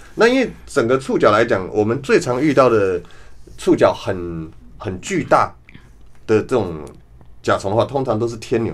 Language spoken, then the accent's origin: Chinese; near Fuyang, Taipei, Taiwan; 小时候在富阳旁边长大